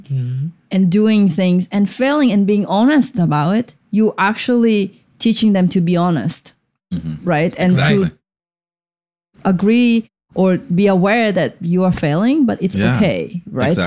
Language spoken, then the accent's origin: English; Russia; now in United States; I grew up in Russia.